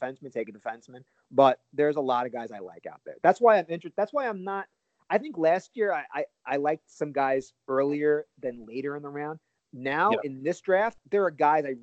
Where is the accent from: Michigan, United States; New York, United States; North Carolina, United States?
New York, United States; as a New Yorker